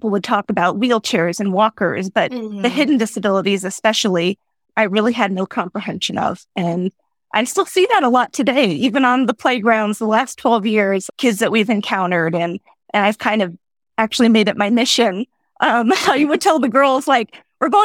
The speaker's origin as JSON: {"language": "English", "region": "Nebraska", "country": "United States", "tie": "born or raised there", "moved": "as an adult", "said": "I grew up in Nebraska, but I married my high school sweetheart, and he got commissioned into the military. So we have been traveling around the country."}